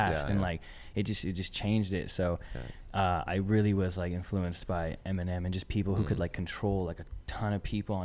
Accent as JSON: {"language": "English", "town": "Ottawa", "region": "Ontario", "country": "Canada", "tie": "born or raised there", "moved": "yes", "lives_now": "Toronto, Canada", "said": "In Ottawa. I grew up in Ottawa."}